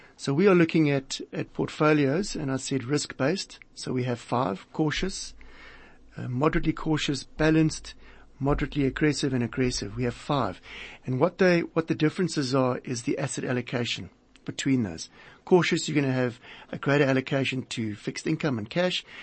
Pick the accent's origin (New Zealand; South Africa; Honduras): South Africa; as a South African, uh, living and working in this country